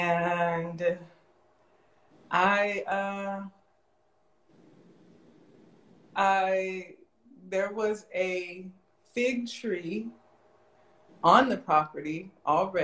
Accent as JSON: {"language": "English", "town": "Las Vegas", "region": "Nevada", "country": "United States", "tie": "born or raised there", "said": "I'm born and raised in Las Vegas."}